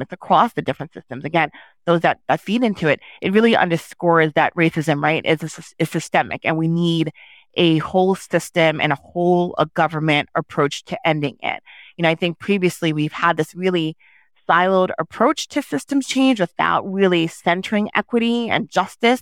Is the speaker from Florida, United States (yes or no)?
no; New York, United States; first language Haitian Creole; English is a second language; I was born in New York to Haitian immigrants, um, as a first generation person, you know, my first language growing up was Haitian Creole